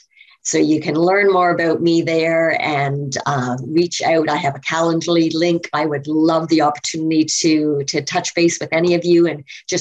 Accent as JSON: {"language": "English", "town": "Toronto", "region": "Ontario", "country": "Canada", "tie": "born or raised there", "said": "I was born in Ontario, Toronto, Ontario"}